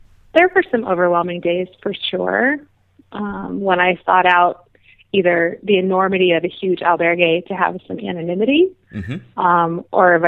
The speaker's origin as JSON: {"language": "English", "country": "United States", "said": "as an American"}